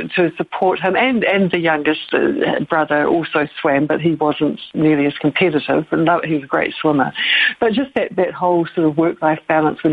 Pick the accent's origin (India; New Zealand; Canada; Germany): New Zealand; moved away as an adult; now in Claremont, United States; I'm a Kiwi. I come from New Zealand.